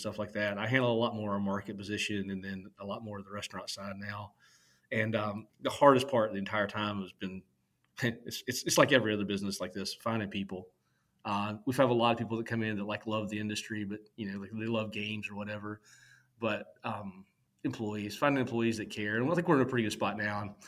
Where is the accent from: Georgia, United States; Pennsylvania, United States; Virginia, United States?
Virginia, United States; now in Cary, United States; I grew up in Virginia, out in the mountains, very, very rural